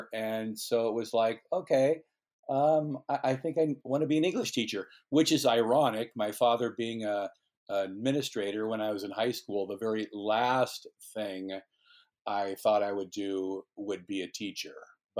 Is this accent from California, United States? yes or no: yes; San Rafael, California, United States; I grew up, I was born in San Rafael, California, in 1955.